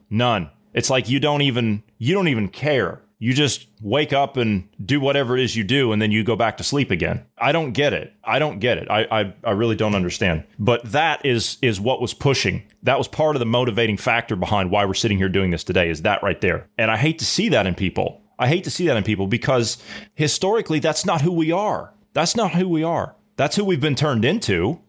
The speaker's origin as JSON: {"language": "English", "region": "Midwest", "country": "United States", "tie": "born or raised there", "said": "We weren't raised in the city. We were raised in the Midwest."}